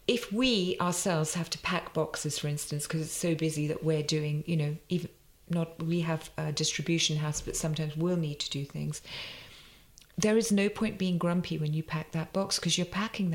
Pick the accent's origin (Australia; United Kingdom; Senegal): United Kingdom; England; born there; Yeah, and you know, I'm born in England. I'm Indian and I'm so proud of that and it informs everything we do. But I'm born here, so to invest in building the brand here is super important